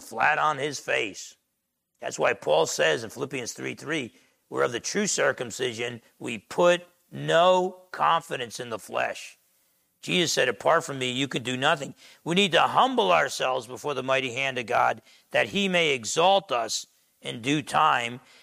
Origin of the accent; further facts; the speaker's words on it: Essex County, New Jersey, United States; I grew up in Essex County, New Jersey, half Italian, half Portuguese